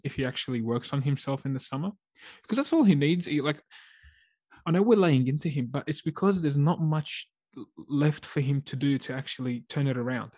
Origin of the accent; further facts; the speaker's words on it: Australia; as an Aussie fan